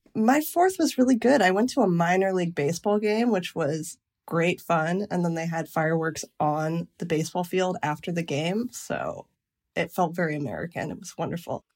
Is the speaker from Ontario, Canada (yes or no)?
yes; Lake Huron, Ontario, Canada; moved away as an adult; now in United States; I grew up on Lake Huron